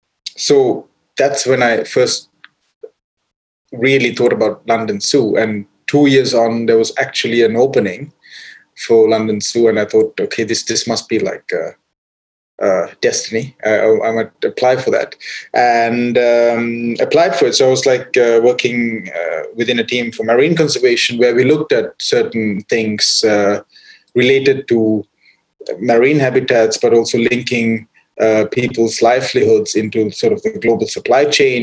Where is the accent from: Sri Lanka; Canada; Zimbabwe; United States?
Sri Lanka; when I was growing up in Sri Lanka, into wildlife